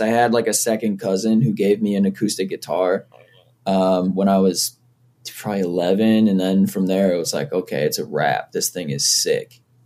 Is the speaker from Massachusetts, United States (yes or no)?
yes; Foxborough, Massachusetts, United States; I grew up in Foxborough, Massachusetts